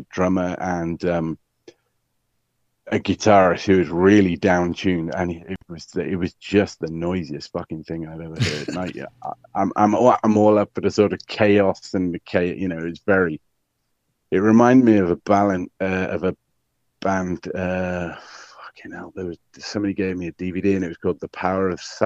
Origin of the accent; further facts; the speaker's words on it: Welsh, Wales, United Kingdom; I'm Welsh, not Irish.